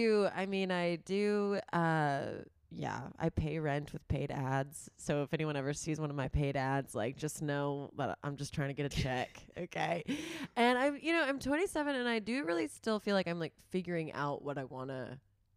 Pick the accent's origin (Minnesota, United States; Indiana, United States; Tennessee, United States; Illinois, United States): Tennessee, United States; Tullahoma; now in New York, United States; I'm from Tennessee, small town Tennessee, outside of Nashville, Tullahoma